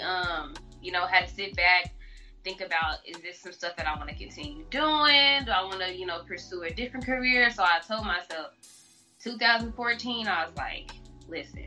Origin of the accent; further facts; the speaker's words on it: Kansas City, Missouri, United States; I'm born and raised in Kansas City, Missouri, first off, home of the Chiefs